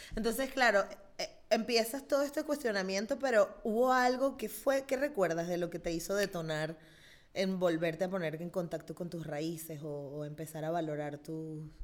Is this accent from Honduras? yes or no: no; Venezuela; now in Spain; yo soy venezolana